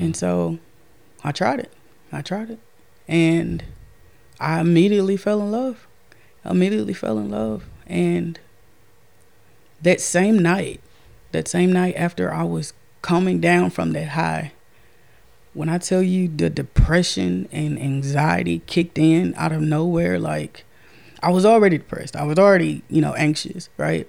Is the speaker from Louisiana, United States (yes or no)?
yes; Castor, Louisiana, United States; I'm from Castor, Louisiana.